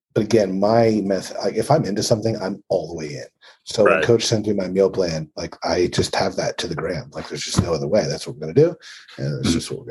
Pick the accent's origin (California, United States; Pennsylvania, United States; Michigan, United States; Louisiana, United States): Pennsylvania, United States; born or raised there